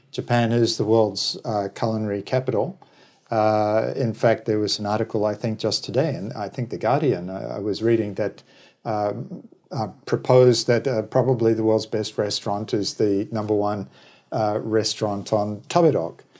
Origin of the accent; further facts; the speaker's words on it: New Zealand; moved away; also born or lived in Australia; originally I'm from New Zealand, then emigrated to Australia.